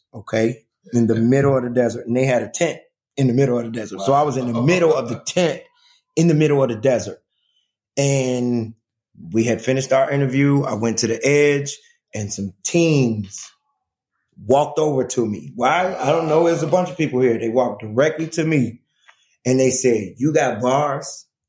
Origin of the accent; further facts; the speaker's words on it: Chicago, Illinois, United States; He didn't know I was from Chicago.